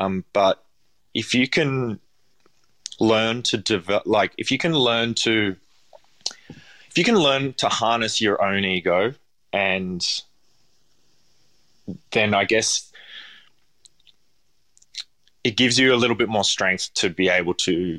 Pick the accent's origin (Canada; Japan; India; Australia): Australia; Parramatta, New South Wales; I grew up in Parramatta and it's nothing like it was now.